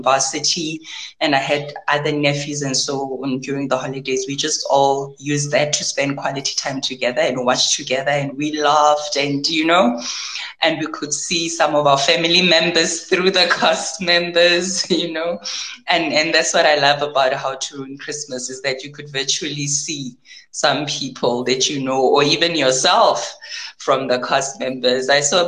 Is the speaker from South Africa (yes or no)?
yes; South Africa; we are currently in terms of how we're telling our stories as South African